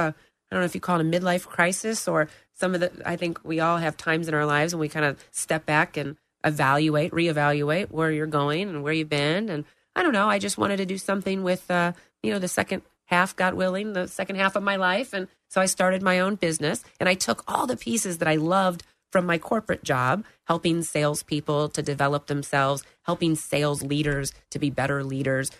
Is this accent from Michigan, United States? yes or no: no; Lake Mary, Florida, United States; also born or lived in St. Louis, Missouri / Atlanta, Georgia; I grew up in Lake Mary, went to Lake Mary Elementary and Lake Mary High School